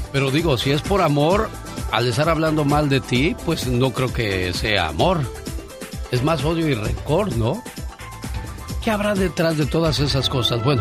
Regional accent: Chiapas, Mexico; moved away; Por eso yo digo, un día salí de Chiapas, pero Chiapas nunca salió de mí.

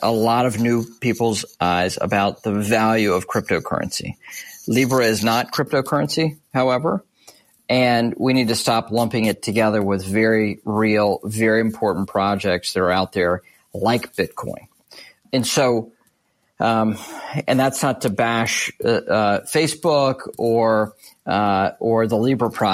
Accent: United States; as an American

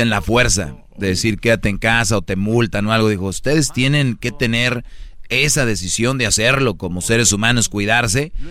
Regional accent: Monterrey, Nuevo León, Mexico; Ah, soy de Monterrey.

